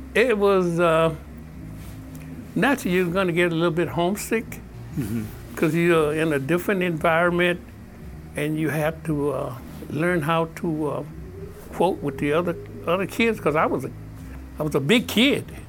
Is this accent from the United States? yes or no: yes; Mississippi, United States; growing up in Mississippi